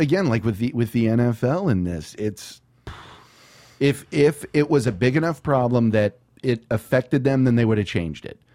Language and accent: English; San Antonio, Texas, United States; I'm from San Antonio